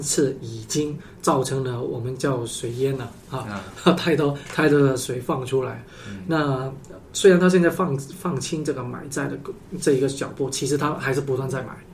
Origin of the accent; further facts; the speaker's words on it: Guangzhou, Guangdong, China; 小时候在广州，十几年前